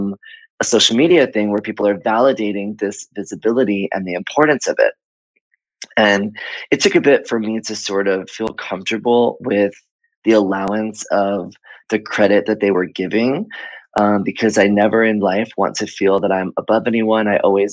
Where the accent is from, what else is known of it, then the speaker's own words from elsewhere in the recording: Miami, Florida, United States; moved away; also born or lived in Atlanta / Fort Lauderdale / New York City / Chicago; I was born in Miami and I grew up there